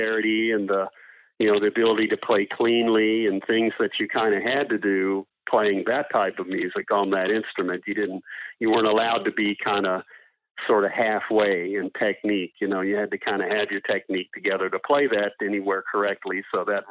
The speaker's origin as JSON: {"language": "English", "region": "Northern Virginia", "country": "United States", "tie": "born or raised there", "also_born_or_lived": "Washington, D.C.", "moved": "as an adult", "lives_now": "Everett, Canada", "said": "Grew up in Northern Virginia."}